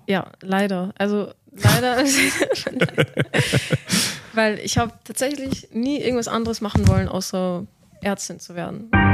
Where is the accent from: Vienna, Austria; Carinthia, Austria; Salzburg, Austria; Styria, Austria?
Vienna, Austria; moved away as an adult; now in Munich, Germany; ich bin 26 Jahre alt und ich komme aus Wien